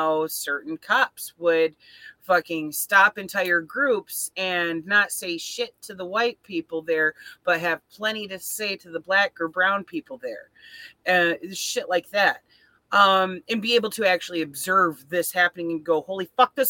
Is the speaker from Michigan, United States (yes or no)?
yes; Flint, Michigan, United States; moved away; I'm from Flint, and this is a city that is mostly poor people all living